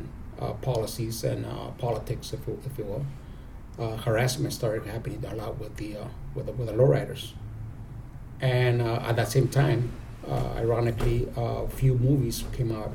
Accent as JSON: {"language": "English", "town": "San Diego", "region": "California", "country": "United States", "tie": "born or raised there", "said": "I'm originally from San Diego. I was born and raised here. I grew up on the South Side in the South Bay, particularly in San Isidro"}